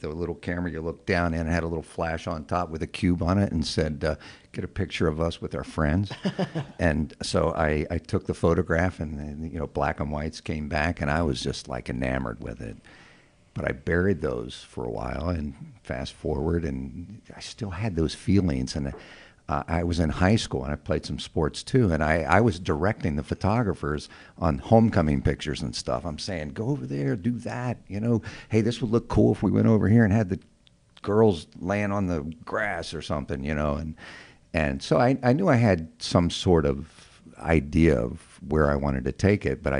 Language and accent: English; West Virginia, United States; moved away; also born or lived in Chicago; I grew up in West Virginia